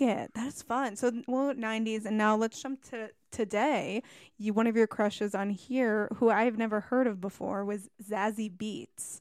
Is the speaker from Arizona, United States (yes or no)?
no; Algonquin, Illinois, United States; I'm from Chicago. I was raised in Algonquin